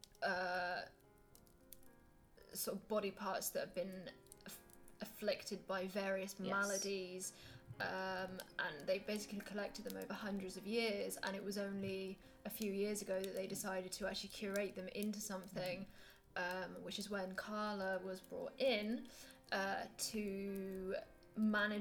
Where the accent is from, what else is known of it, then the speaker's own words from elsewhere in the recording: England, United Kingdom; I'm really English.